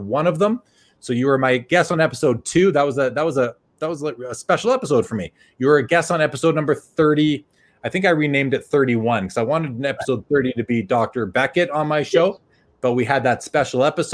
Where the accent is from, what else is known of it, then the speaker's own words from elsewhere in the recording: Winnipeg, Manitoba, Canada; moved away; I'm from Winnipeg originally.